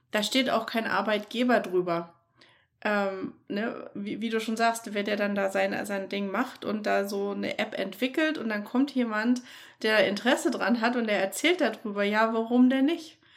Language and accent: German; Germany; also born or lived in Florida; now in United States; als Deutscher